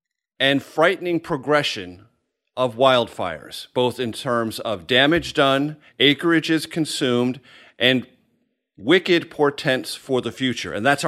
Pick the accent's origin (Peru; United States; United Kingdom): United States; San Diego, California; moved away as an adult; now in Washington, United States; I'm a person of the West. I grew up in San Diego, California. I consider myself first and foremost a Westerner and Californian. I've lived in Washington since 1990